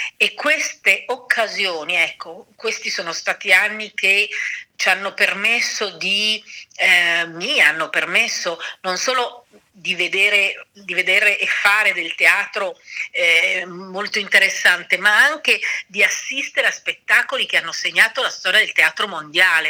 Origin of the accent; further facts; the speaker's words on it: Milan, Lombardy, Italy; moved away; io sono di Milano